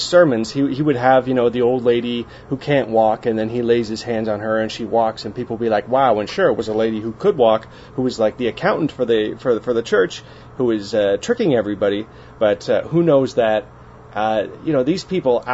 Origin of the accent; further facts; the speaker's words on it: Canada; being a Canadian